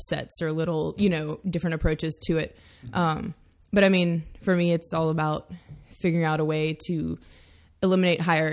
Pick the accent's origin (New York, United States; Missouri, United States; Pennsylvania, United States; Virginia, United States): Virginia, United States; Hanover County; now in Richmond, United States; I'm from Hanover County, like 20 miles north of here